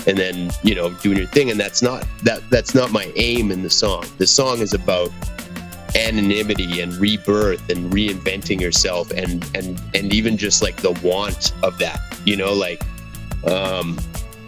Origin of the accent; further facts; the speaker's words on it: Churchill, Manitoba, Canada; also born or lived in British Columbia; now in Winnipeg, Canada; I was born in British Columbia, on a small island, and then we moved to Churchill